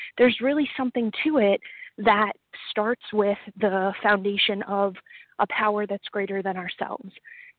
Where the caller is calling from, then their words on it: Rhode Island, United States; I am calling from Rhode Island.